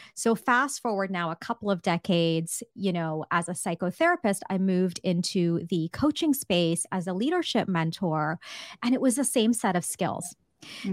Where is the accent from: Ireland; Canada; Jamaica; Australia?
Canada; I'm Canadian